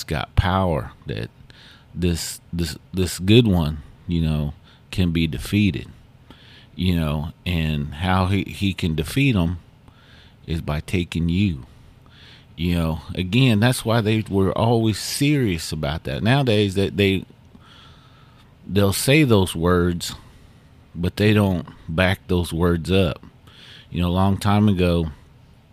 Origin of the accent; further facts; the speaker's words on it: Muscogee Nation, United States; us Muskogees